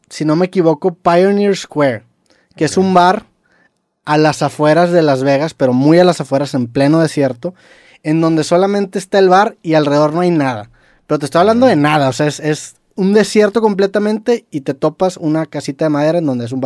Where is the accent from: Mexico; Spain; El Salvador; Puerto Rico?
Mexico; somos de México